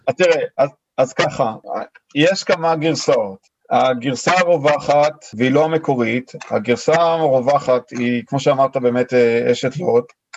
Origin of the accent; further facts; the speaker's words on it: Israel; moved away as an adult; now in Sydney, Australia; אנחנו באים מישראל